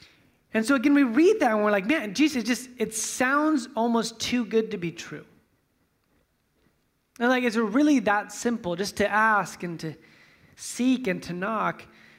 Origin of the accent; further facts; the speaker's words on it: Fresno, California, United States; You know, like I'm from Fresno, so we'll see like, you know, how close I can get.